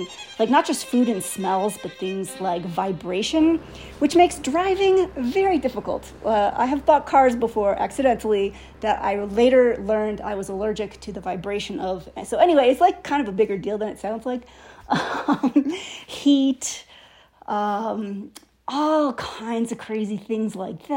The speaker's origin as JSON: {"language": "English", "region": "Wisconsin", "country": "United States", "tie": "born or raised there", "also_born_or_lived": "Los Angeles", "moved": "as an adult", "said": "I grew up in Wisconsin with a nice family"}